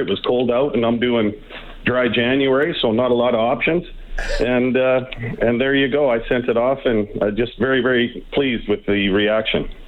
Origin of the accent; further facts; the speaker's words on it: Drayton Valley, Alberta, Canada; now in Nelson, Canada; I was raised in Drayton Valley, Alberta. Uh, grew up in the '70s and the '80s